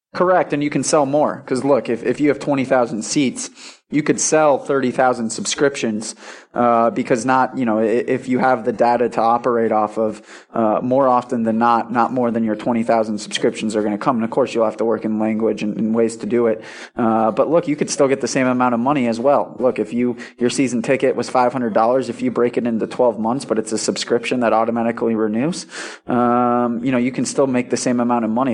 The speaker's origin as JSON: {"language": "English", "town": "Milwaukee", "region": "Wisconsin", "country": "United States", "moved": "yes", "said": "I'm from Milwaukee, Wisconsin, and, uh, you know, grew up around sports."}